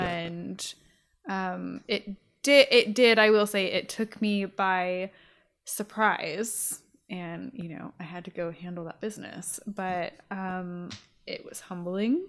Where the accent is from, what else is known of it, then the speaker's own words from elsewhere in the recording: Riverside, California, United States; I grew up in Riverside